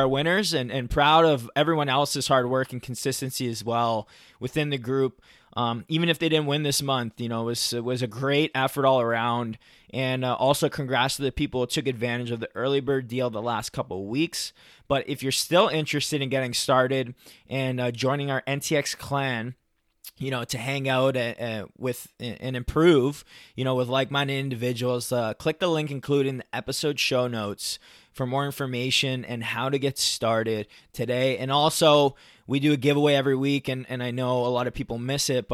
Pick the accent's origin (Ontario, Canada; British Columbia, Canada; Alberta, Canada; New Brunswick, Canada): Ontario, Canada; Toronto; I'm from Toronto